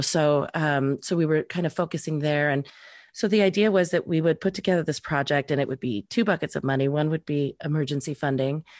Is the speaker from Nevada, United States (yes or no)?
yes; Reno, Nevada, United States; moved away; I grew up in Reno